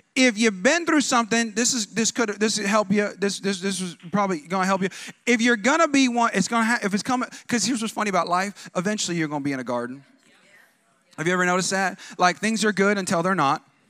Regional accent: California, United States; I'm like from California, like West Coast

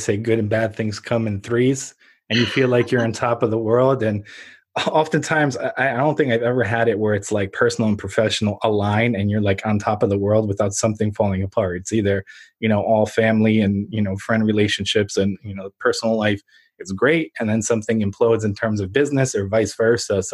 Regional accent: Ukraine; now in United States; I was born in Ukraine when it was still under the Soviet Union.

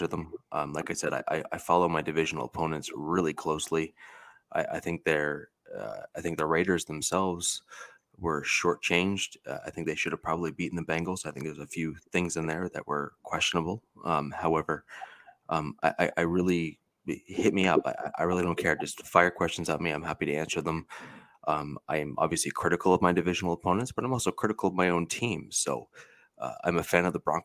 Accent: Central Ontario, Canada; I'm from Central Ontario here in Canada

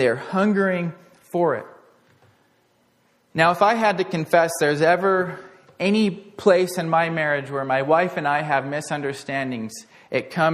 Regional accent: Portland, United States; growing up in Portland

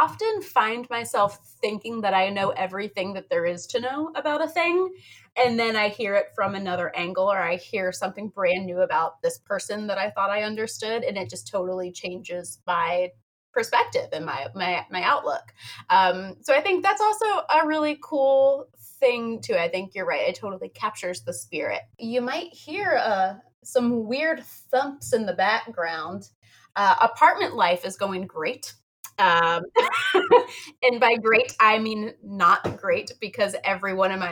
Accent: New Kent County, Virginia, United States; I grew up in a place called New Kent County, which is like super country

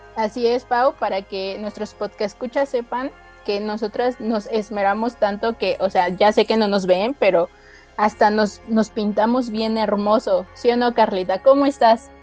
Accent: Mexico City, Mexico; yo también soy de la Ciudad de México

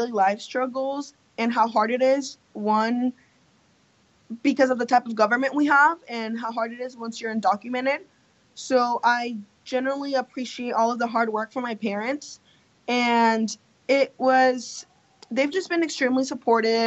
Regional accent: Tulsa, Oklahoma, United States; English is a second language; I grew up in Tulsa, so, and I live on East Tulsa

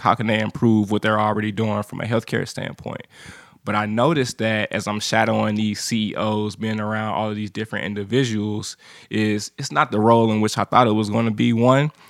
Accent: St. Louis, Missouri, United States; now in Nashville, United States; I'm from Saint Louis, Missouri

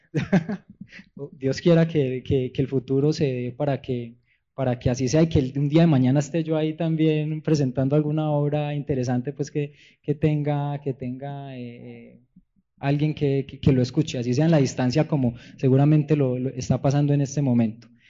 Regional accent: Paisa region, Antioquia, Colombia; Soy paisa, soy andino de la tierra de Gonzalo Arango Arias

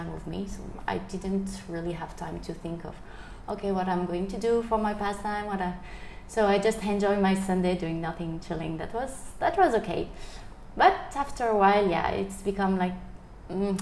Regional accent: France; moved away as an adult; also born or lived in Paris, France / Bao Loc, Vietnam; now in Vietnam; I'm from France, living near Paris, so... I've been in Vietnam for 10 years and a half now.

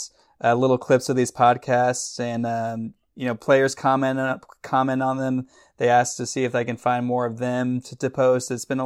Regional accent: Dallas, Texas, United States; I'm born and raised in Dallas.

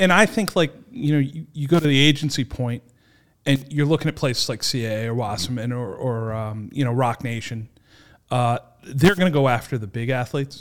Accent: Warwick, Rhode Island, United States; I'm born and raised in Warwick. I grew up here.

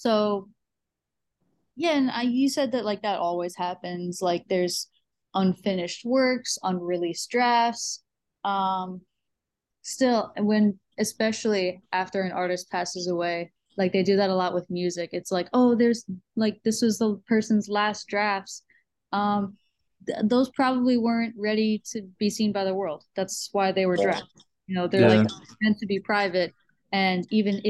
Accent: New York, United States; moved away; I'm originally from New York

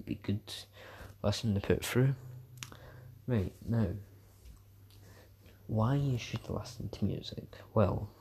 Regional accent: Scotland, United Kingdom; I'm Scottish

